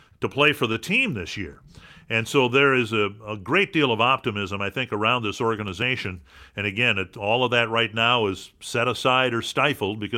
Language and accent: English; Dumont, Minnesota, United States; my hometown of Dumont, Minnesota